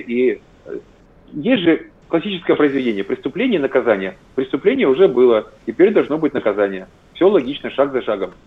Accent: Zaporizhzhia, Zaporizhzhia Oblast, Ukraine; moved away; я сам коренной запорожец, я больше 30 лет прожил в Запорожье

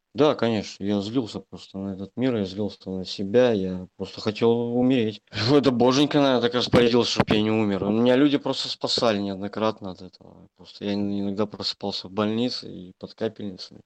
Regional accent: Belarus; now in Saint Petersburg, Russia; сам я белорус. В Санкт-Петербурге я живу давно уже. 9 лет.

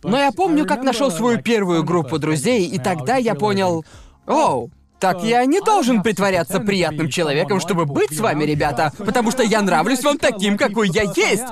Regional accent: England, United Kingdom; moved away as an adult; also born or lived in Thailand; это не то место, откуда я родом

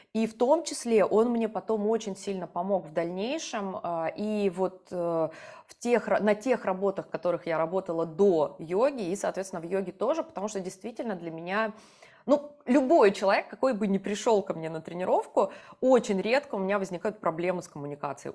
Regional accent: Yoshkar-Ola, Mari El, Russia; moved away as an adult; also born or lived in Moscow; когда я приезжала из Москвы в Ешкаралу, маленький город, ну, у нас сейчас, наверное, 1300 человек всего

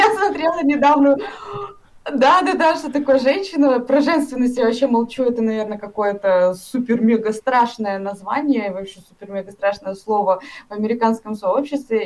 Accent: Karaganda, Karaganda Region, Kazakhstan; Я вообще сама из Казахстана, из города Караганды.

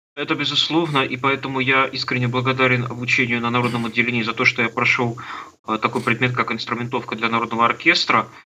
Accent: Trekhgorny, Chelyabinsk Oblast, Russia; Я родился на Урале, в Челябинской области, в городе Трехгорном, такой закрытый город. И с пяти лет я стал ходить в музыкальную школу

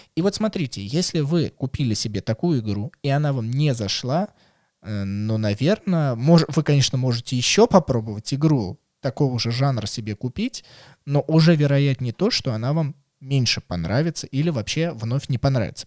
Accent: Russia; мы из России

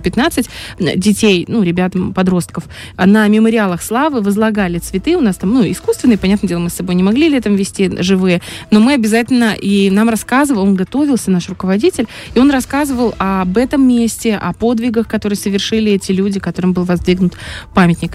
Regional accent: Transnistria, Moldova; я с Молдавии, с Приднестровья, у нас нас тут юг

